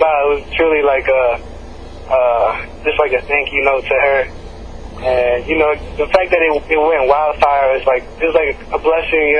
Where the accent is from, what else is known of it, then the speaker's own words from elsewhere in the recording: New Jersey, United States; moved away as an adult; now in Atlanta, United States; I was born and raised in Jersey, and came out to Atlanta to go to school.